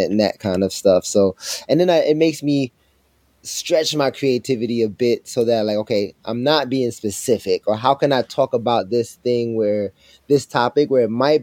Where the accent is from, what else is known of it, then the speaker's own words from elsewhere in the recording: Jamaica; I'm also Jamaican